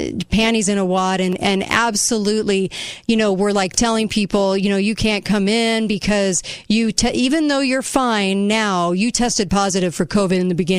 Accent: United States; as an American

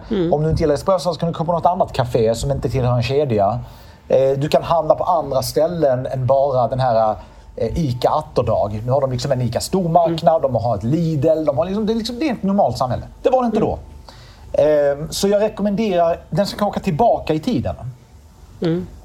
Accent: Malmö, Skåne, Sweden; Jag kom ju från Malmö, som redan Malmö då var ju inte så roligt.

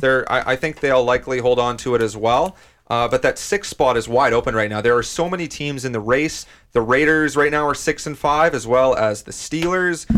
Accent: Canada; as a Canadian fan

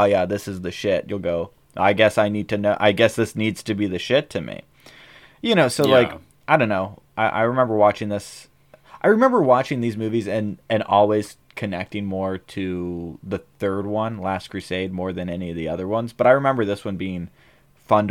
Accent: United States; We're American

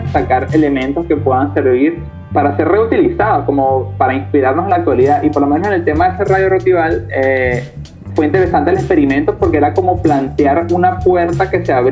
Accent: Caracas, Capital District, Venezuela; de restaurar como esa identidad con respecto a lo que somos de Venezuela, somos de Caracas

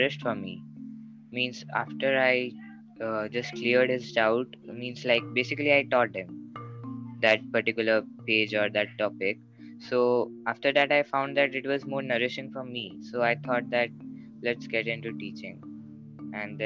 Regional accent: India; I'm from India.

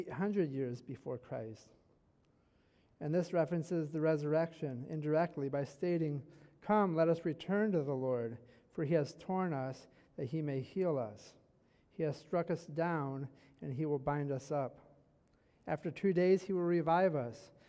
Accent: Michigan, United States; I'm from Michigan, born and raised in Michigan

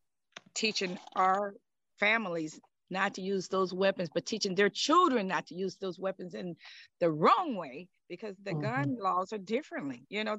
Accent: Shreveport, Louisiana, United States; I'm from Shreveport, Louisiana, family down there.

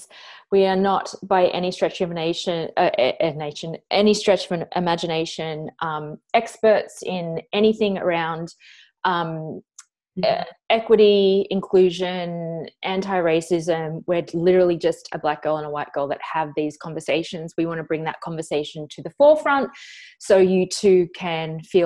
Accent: Australia; an Australian woman

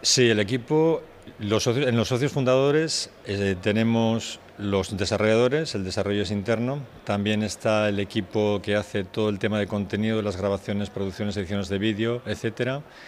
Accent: Bilbao, Basque Country, Spain; yo soy de Bilbao

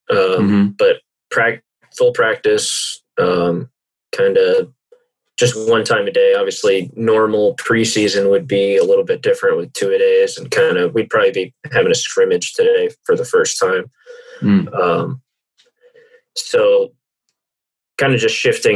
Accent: Houston, Texas, United States; moved away; I'm from Houston originally

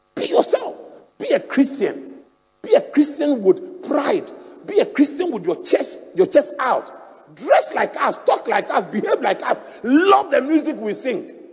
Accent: Ghana; also born or lived in Akyem; I grew up in Anabraka

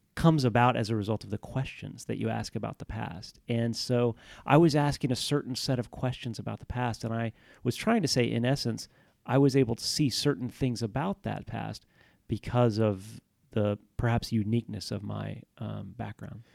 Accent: Houston, Texas, United States; I grew up in Houston, Texas

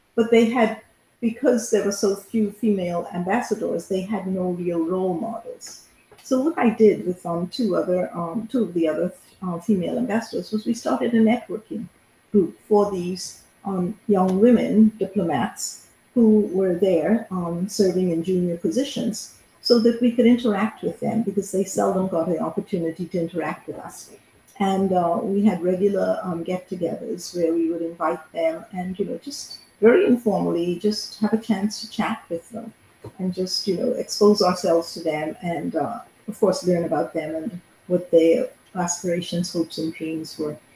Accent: Bahamas; first language English; also born or lived in Canada; I'm from the Bahamas, which is where I currently live.

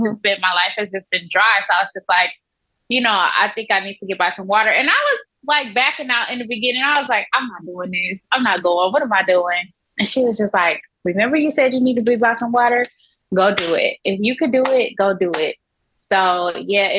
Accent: Buchanan, Michigan, United States; also born or lived in Atlanta, Georgia / Scottsdale, Arizona; now in Mexico; I am originally from Michigan. It's a small town called Buchanan, Michigan.

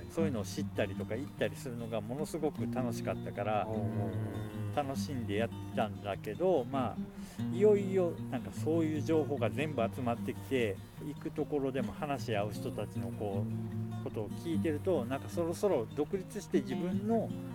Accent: Rittō, Shiga, Japan; 地元は滋賀県

